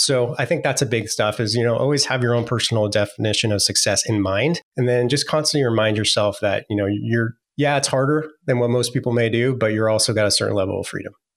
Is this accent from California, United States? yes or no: yes; San Francisco Bay Area, California, United States; I was born in the San Francisco Bay Area. So I got to see you know, it's, it go in from sprawling orchards, you know, in the Silicon Valley to whatever it is today. A, a lot of time I spent my early days, days there